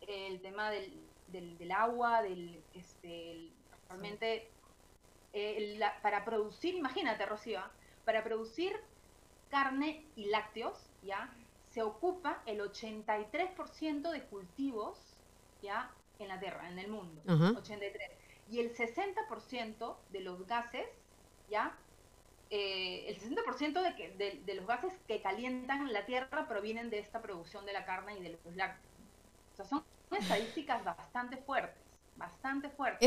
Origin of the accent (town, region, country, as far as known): Peru